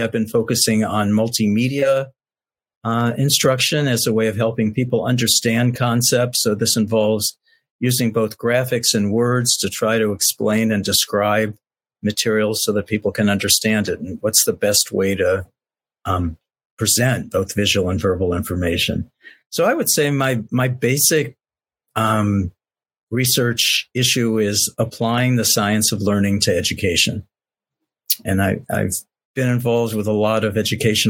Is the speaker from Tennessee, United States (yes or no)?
no; Cincinnati, Ohio, United States; moved away as an adult; now in Santa Barbara, United States; I grew up in Cincinnati, Ohio. I'm a product of public schools from kindergarten through 12th grade, Cincinnati Public Schools